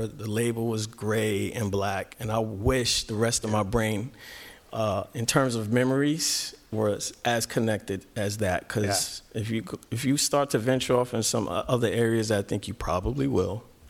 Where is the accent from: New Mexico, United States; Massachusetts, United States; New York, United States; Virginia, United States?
New York, United States; New York City; And I lived in New York City, born and raised in New York.